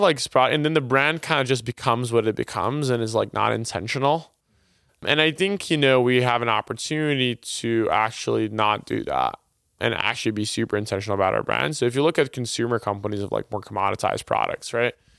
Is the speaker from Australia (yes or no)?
no; Brazil; moved away as an adult; now in United States; I was, uh, originally born and raised in Brazil